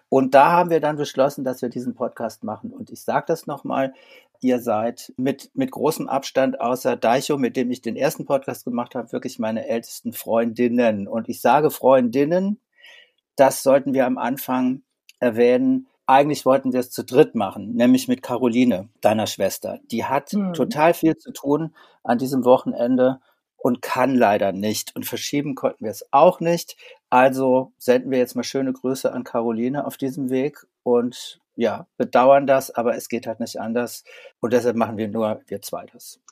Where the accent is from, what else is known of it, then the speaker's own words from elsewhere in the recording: Saarland, Germany; Wir kommen aus dem Saarland